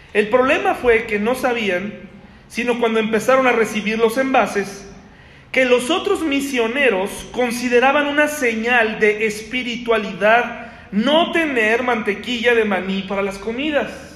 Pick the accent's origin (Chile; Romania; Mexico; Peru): Mexico; soy mexicano